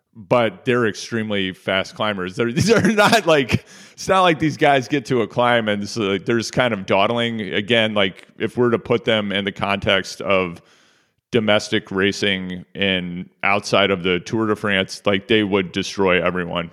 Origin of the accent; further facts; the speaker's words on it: Kansas City, Missouri, United States; I'm from Kansas City. That's Kansas City, Missouri